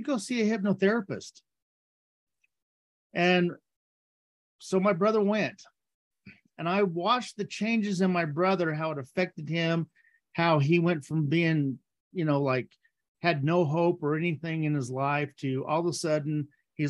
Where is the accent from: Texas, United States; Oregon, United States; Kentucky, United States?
Texas, United States; I grew up in Texas, and growing up in Texas